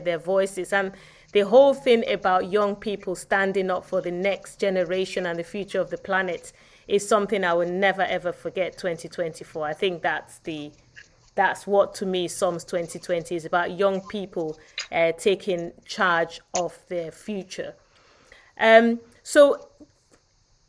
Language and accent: English; Nigeria; now in England, United Kingdom; my home country.